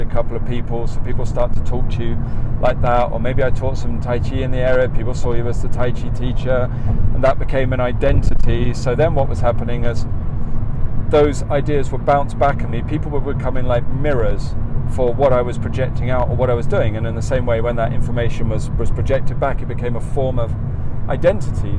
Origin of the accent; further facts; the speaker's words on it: England, United Kingdom; accent: English; moved away as an adult; now in United States; the more people I met who recognised me as the only Englishman, I became more English. My accent became more English than it's ever been before